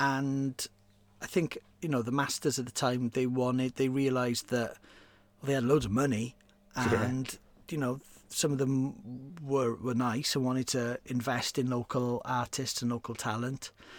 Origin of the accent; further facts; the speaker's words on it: Wales, United Kingdom; I'm a Welsh speaker, so if you're interested in the Welsh language music scene, you sort of know all of this anyway.